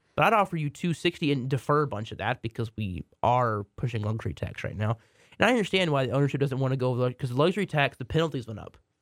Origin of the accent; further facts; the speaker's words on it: Waxahachie, Texas, United States; my hometown, Waxahachie, Texas, has a college